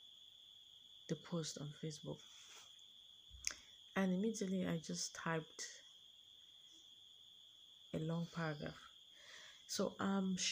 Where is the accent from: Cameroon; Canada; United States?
Cameroon; I'm from Cameroon, a country in Africa